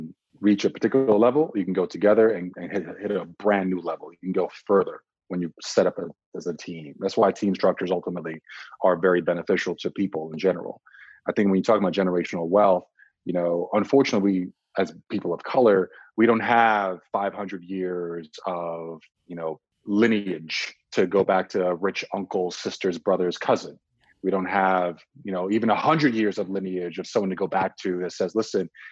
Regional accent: Czechia; also born or lived in Nigeria; now in United States; I was born in Nigeria, raised in Czech Republic, moved to the States, you know, in the late 80s, early 90s

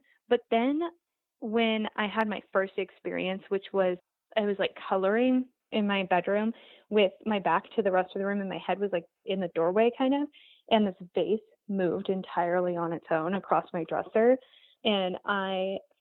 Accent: Montana, United States; moved away; I'm from Montana originally.

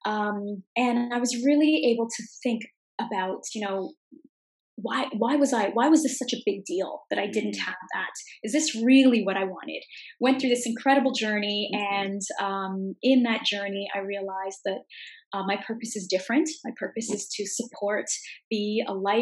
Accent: Canada; I'm from Canada

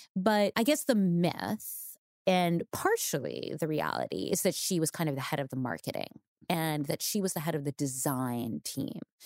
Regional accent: New York, United States; growing up in New York

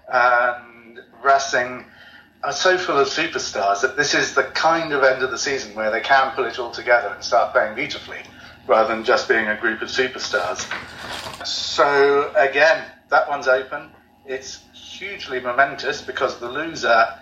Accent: United Kingdom; moved away as an adult; now in Toulouse, France; As a Brit

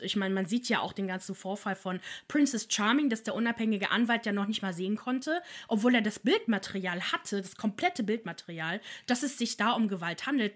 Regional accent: Italy; als Italienerin.

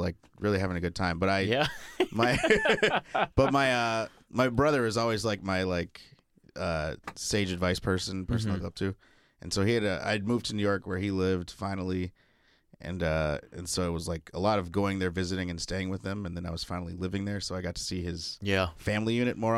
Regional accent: United Kingdom; I'm British

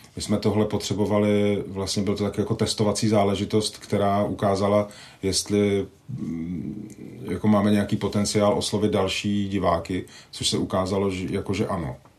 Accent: Vrchlabí, Hradec Králové Region, Czechia; Já jsem vyrůstal částečně ve Vrchlabí

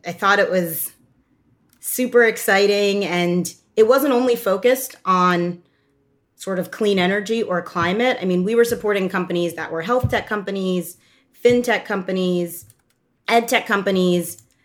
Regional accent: Doylestown, Pennsylvania, United States; moved away as an adult; also born or lived in New York / Oxford, United Kingdom; I grew up in the Philadelphia area in a small town called Doylestown, and I was the child of immigrants from Ghana.

